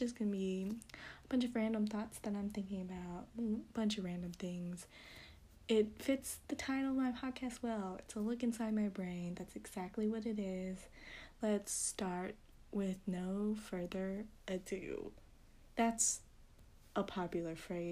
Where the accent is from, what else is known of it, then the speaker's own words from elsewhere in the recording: United States; as USA English speakers